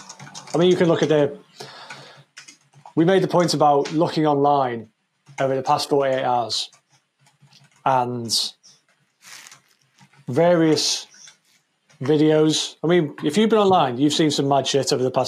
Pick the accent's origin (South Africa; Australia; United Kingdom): United Kingdom; the British people